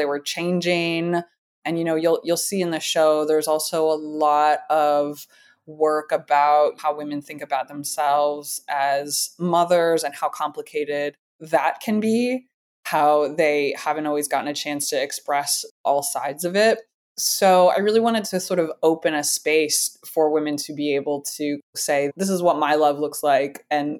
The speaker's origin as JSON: {"language": "English", "region": "Midwest", "country": "United States", "said": "I know that sounds really mundane, and especially me being from the Midwest."}